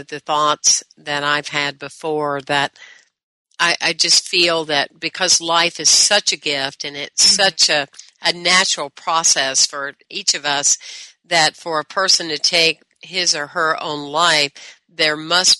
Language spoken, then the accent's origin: English; the South, Southern United States, United States; I was brought up in the Southern way